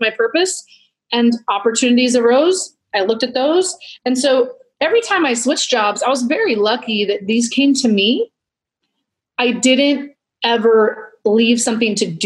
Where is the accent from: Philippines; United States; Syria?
United States; Portland, Oregon; I'm from Portland, Oregon, we weren't the outdoorsy family